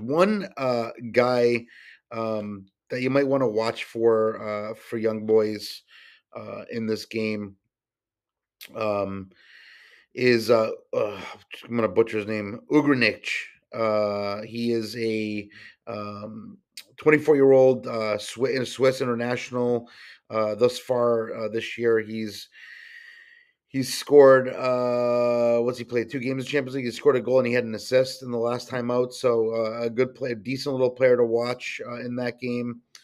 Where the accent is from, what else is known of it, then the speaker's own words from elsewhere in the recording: New England, United States; growing up in New England